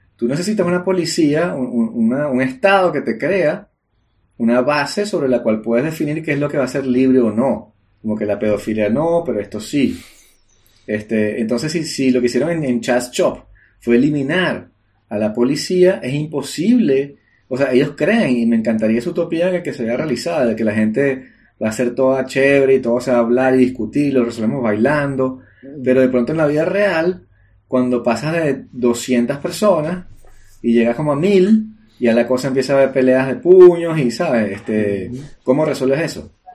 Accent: Venezuela; moved away; Como venezolano en el exterior

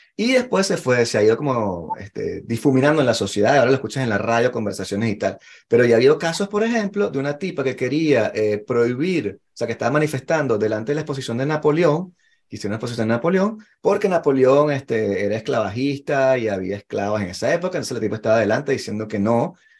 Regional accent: Venezuela; now in France; yo como, como venezolano normal y corriente

